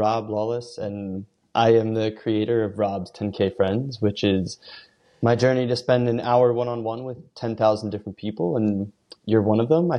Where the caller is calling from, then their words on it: Philadelphia, Pennsylvania, United States; I'm calling in from Philadelphia on a nice snowy day